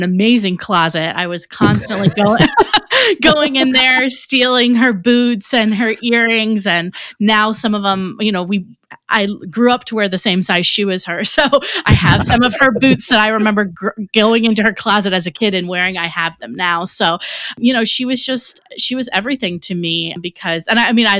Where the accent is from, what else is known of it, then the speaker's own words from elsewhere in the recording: Cleveland, Ohio, United States; moved away as an adult; also born or lived in Atlanta; I grew up in the Cleveland area in a suburb in between Akron and Cleveland